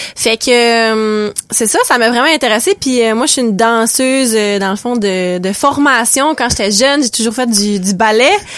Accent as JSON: {"language": "French", "town": "Saguenay", "region": "Quebec", "country": "Canada", "tie": "born or raised there", "moved": "as an adult", "lives_now": "Restigouche, Canada", "said": "Non, je viens du Saguenay, je suis originaire du Saguenay"}